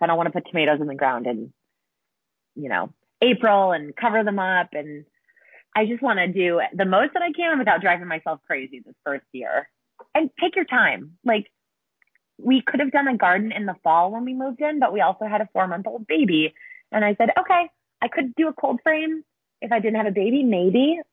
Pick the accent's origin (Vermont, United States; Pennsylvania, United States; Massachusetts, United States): Massachusetts, United States; moved away as an adult; I'm from Massachusetts originally